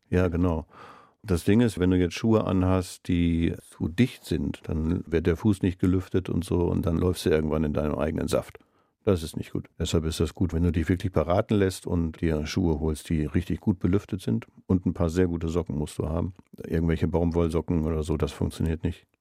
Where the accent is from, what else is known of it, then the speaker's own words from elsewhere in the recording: Essen, North Rhine-Westphalia, Germany; moved away as an adult; now in Bremen, Germany; Ich bin in Essen groß geworden und bin da zur Schule gegangen